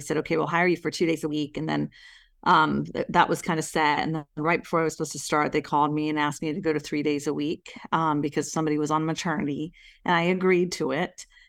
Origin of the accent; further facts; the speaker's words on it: India; my husband is Italian, and obviously I'm from India. My parents were born in India.